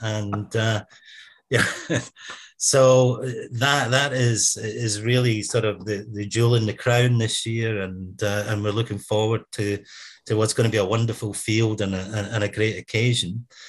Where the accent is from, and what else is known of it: Scotland, United Kingdom